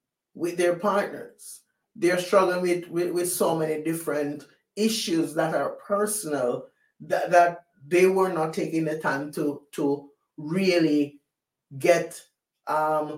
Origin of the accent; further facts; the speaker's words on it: Jamaica; moved away; I was born and raised in Jamaica